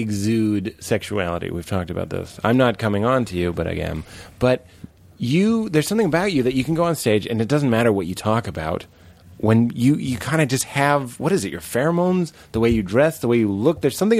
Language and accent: English; Lexington, Massachusetts, United States; Where I was growing up in Lexington, Massachusetts.